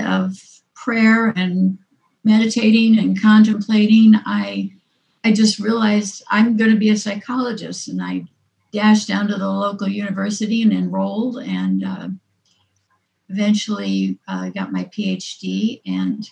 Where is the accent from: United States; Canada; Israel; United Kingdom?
United States; California; moved away; I'm originally from California